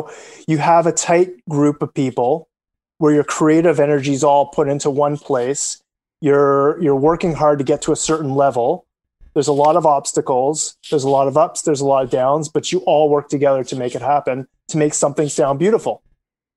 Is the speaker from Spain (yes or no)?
no; Canada; as a Canadian